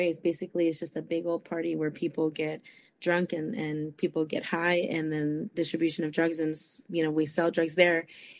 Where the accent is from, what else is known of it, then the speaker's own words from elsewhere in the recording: Costa Rica; born there; obviously my parents are Hispanic, you know. I was born in Costa Rica, and, you know, that's just how it was.